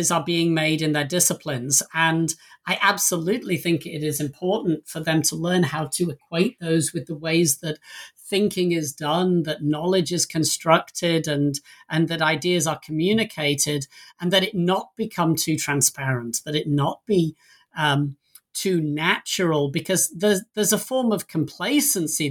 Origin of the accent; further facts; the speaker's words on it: England, United Kingdom; moved away as an adult; now in United States; I don't live in the country I was born in. I came to the US from England over 20 years ago.